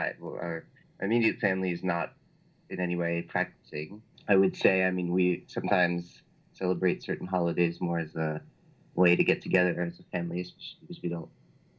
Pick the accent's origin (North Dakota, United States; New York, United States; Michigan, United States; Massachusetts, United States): New York, United States; New York City; moved away as an adult; now in Paris, France; I grew up in New York City, but I was really brought up bilingual and with a lot of French influence and a lot of French culture.